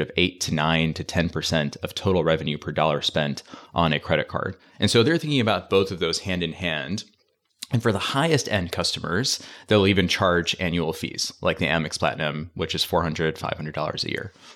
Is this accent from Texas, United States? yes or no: no; Michigan, United States; I grew up in Michigan